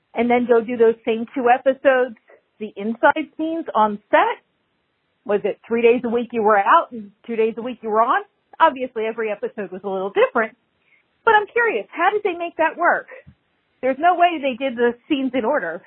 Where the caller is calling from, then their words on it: Florida, United States; I'm calling from Florida.